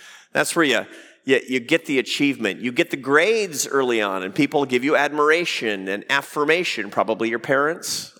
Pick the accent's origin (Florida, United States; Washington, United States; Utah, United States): Washington, United States; Seattle; moved away; I grew up in the Pacific Northwest. I grew up in Seattle, Washington.